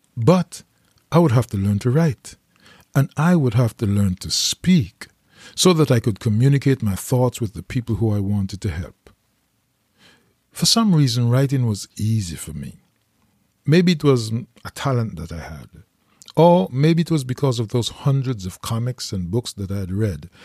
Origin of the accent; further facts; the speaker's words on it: St. John's, Saint John, Antigua & Barbuda; I was raised in Green Bay, the poorest part of Antigua, in a neighborhood called the Mud.